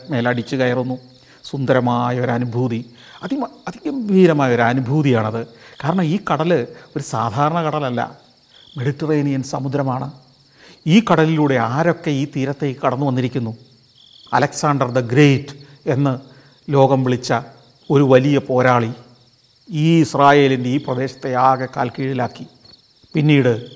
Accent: India

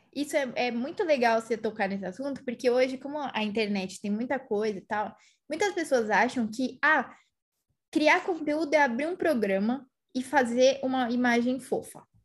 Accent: São Paulo, Brazil; eu sou de São Paulo

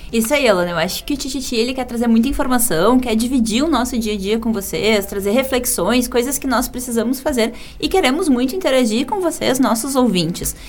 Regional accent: Porto Alegre, Rio Grande do Sul, Brazil; eu também sou de Porto Alegre

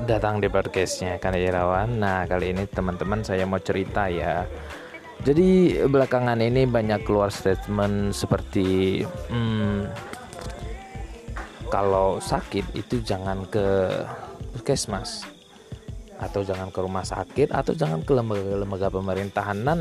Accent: Aceh, Indonesia; pengobatan-pengobatan di kampung saya sendiri ya di kampung saya di Aceh itu biasanya ketika pengobatan itu diadakan di bukan di lembaga pemerintahan

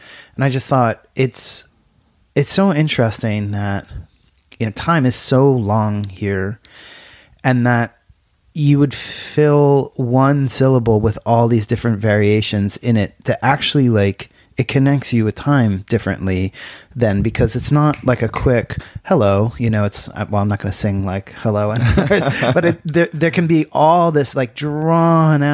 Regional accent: United States; now in Ireland; I, as an American

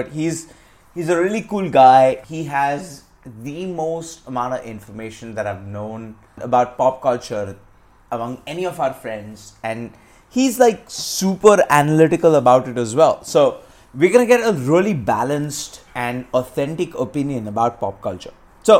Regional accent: India; And I'm from India. Again, we only opened up to like the American content only in like the late 90s.

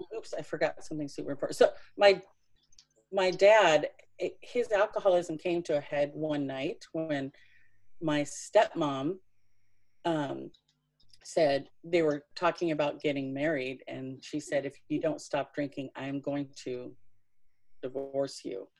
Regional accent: Tennessee, United States; I was born in Tennessee

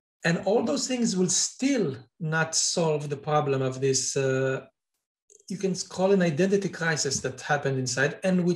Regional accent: Israel; Israel, my home country

